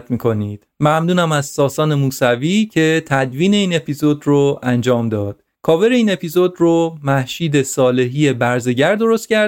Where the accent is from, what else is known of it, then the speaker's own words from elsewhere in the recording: Iran; یونانی ها از من پرسیدن که اهل کجا هستی و من گفتم ایرانی هستم